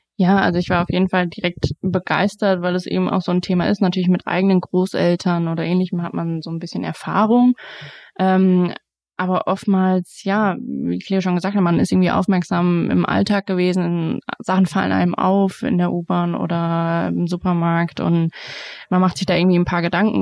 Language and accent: German; Frankfurt, Hesse, Germany; now in Darmstadt, Germany; bin in Frankfurt groß geworden